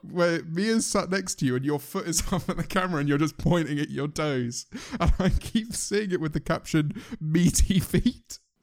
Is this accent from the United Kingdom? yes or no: yes; United Kingdom; we are all British